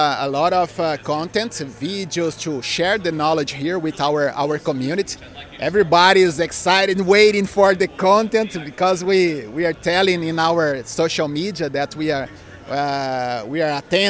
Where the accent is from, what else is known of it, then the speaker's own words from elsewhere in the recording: Brazil; We are from Brazil. I'm from Brazil.